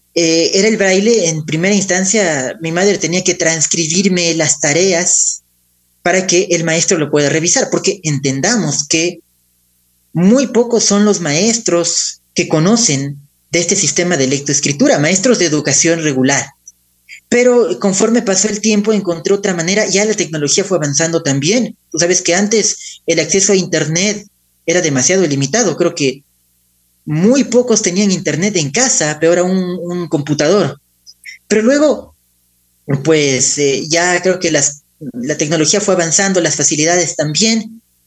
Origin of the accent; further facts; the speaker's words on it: Ecuador; also born or lived in Spain; Entonces, debimos venir al Ecuador y prácticamente toda nuestra vida se formó aquí